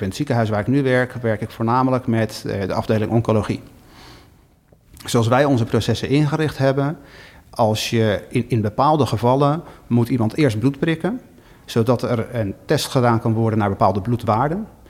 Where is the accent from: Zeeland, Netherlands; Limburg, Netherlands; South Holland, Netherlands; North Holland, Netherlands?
South Holland, Netherlands; Schiedam; also born or lived in Rotterdam area; now in Chicago, United States; Ik ben eh, in Schiedam geboren, eh, in de omgeving van Rotterdam getogen